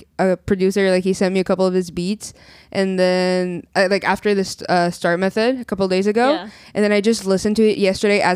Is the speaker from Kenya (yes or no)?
no; Peru; also born or lived in Brazil; now in Canada; I'm Brazilian. I was born in Brazil, raised in Peru